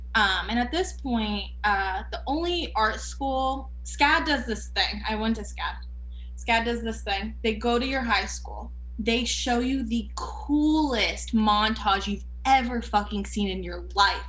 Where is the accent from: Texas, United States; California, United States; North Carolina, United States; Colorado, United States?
North Carolina, United States; Fayetteville; also born or lived in Canada / Georgia; my parents hit the road and moved to of all places, they picked Fayetteville, North Carolina, which I love my hometown